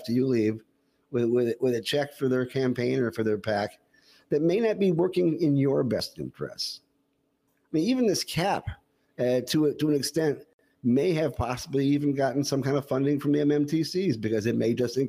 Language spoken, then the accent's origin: English; Detroit, Michigan, United States; I grew up in Detroit